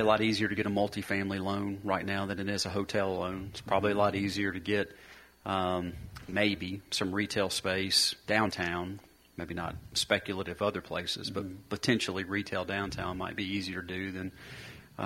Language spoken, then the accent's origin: English; Murfreesboro, Tennessee, United States; I grew up in Murfreesboro where I'm here